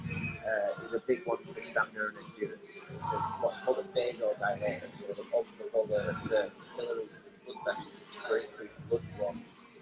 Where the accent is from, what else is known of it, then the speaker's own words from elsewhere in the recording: Blackburn, North West England, United Kingdom; now in Los Angeles, United States; I'm from Blackburn, which is a small town.